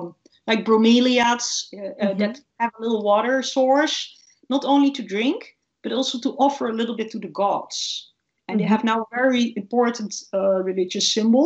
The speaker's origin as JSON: {"language": "English", "country": "Saudi Arabia", "said": "It reminds me of a date palm because that's the only palm I know, because I'm from Saudi Arabia."}